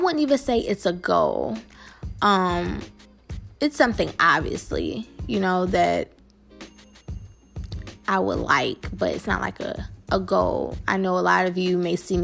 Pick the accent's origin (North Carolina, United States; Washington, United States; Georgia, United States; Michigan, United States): Michigan, United States; Detroit; I am from Detroit, Michigan, born and raised on the West Side.